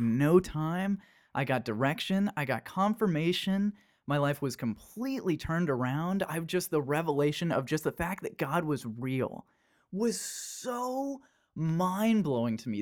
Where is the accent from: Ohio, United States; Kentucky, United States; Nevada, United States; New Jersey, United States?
Kentucky, United States; Danville; moved away as an adult; I was twenty years old when I moved out from Kentucky